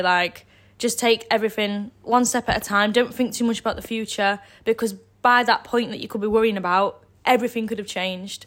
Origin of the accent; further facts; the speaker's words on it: Dronfield, East Midlands, United Kingdom; now in Sheffield, United Kingdom; I am from near the area, I'm from Dromfield, so I've not moved too far.